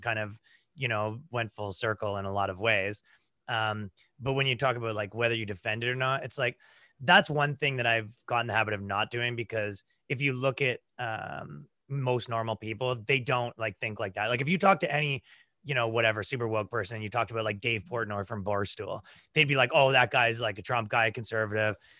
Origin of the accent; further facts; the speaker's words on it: Toronto, Ontario, Canada; moved away as an adult; now in United States; I grew up in, like, the, uh, right around Toronto